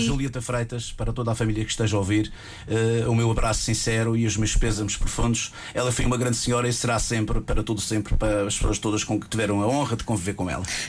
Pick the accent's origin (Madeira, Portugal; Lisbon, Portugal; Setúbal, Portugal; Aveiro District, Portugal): Madeira, Portugal; É a minha terra, é a nossa terra, é a nossa Madeira